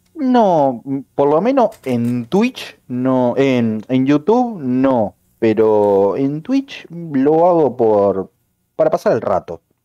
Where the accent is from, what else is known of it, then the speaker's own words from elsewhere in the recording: Montevideo, Uruguay; soy de Uruguay, como muchos ya lo saben, más precisamente de Montevideo